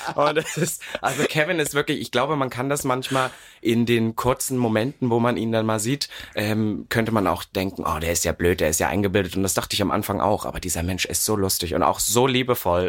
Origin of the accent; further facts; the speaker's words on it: Berlin, Germany; ich komme aus Berlin jetzt, wo man denkt, oh, das ist ja nun die offenste Stadt Deutschlands